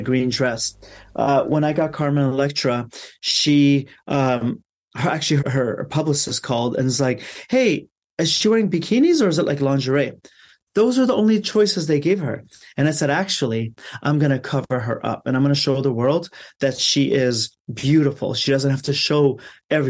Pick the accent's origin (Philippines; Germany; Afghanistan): Afghanistan; now in Los Angeles, United States; I'm from Afghanistan.